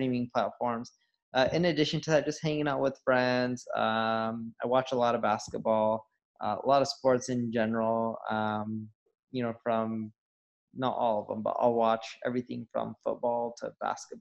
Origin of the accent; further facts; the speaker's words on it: Southern California, United States; also born or lived in Seattle; I grew up in Southern California.